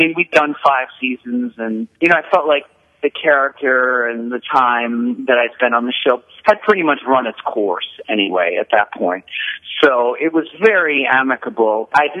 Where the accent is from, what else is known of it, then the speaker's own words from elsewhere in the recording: New York City, New York, United States; moved away; also born or lived in Los Angeles / Paris / Vancouver; I grew up in New York City